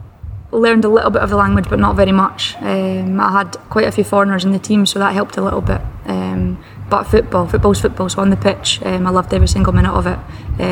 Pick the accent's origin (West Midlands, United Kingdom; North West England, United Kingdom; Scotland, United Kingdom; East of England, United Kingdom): Scotland, United Kingdom; Perth; No, it was difficult. I mean, all I ever knew was to play with the boys. I didn't know other girls that played football.